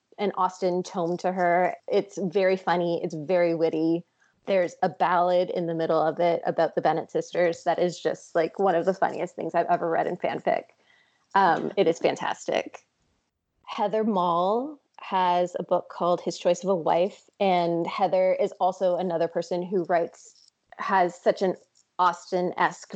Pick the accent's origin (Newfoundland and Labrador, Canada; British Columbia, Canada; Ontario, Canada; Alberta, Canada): Ontario, Canada; Toronto; my hometown in Toronto